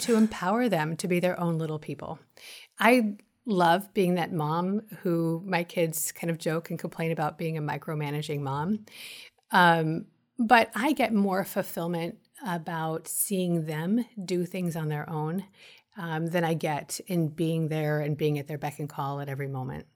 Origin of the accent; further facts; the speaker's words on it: Los Angeles, California, United States; I grew up in Los Angeles